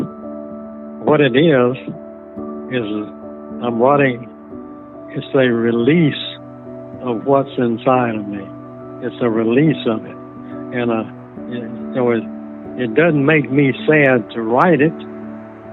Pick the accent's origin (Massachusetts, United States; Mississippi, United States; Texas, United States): Mississippi, United States; New Hebron; Well, I grew up in New Hebron, Mississippi, a small town in Lawrence County